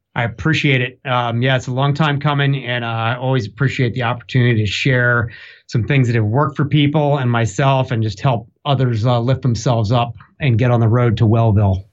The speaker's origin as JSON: {"language": "English", "town": "Newark", "region": "Delaware", "country": "United States", "tie": "born or raised there", "moved": "yes", "lives_now": "Durham, United States", "said": "I was born in Newark, Delaware, in the Northeast"}